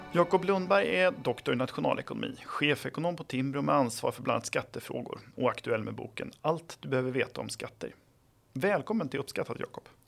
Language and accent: Swedish; Flen, Södermanland, Sweden; jag är ju själv från Flen i Sörmland